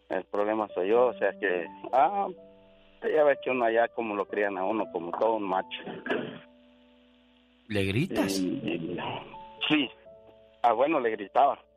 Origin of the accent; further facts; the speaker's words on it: Huizachal, Michoacán, Mexico; now in Florida, United States; Ah, bueno, yo soy de un ranchito, se llama Huizachal, ahí en Michoacán, ahí cerquita de Altamirano, Guerrero.